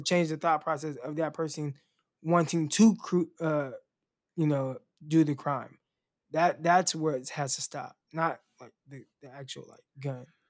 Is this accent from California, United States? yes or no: yes; California, United States; moved away as an adult; now in Arkansas, United States; because I was from California